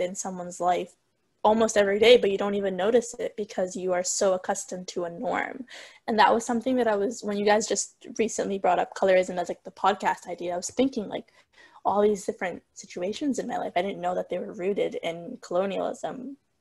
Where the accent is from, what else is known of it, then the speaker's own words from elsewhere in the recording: Somalia; moved away; I'm from Somalia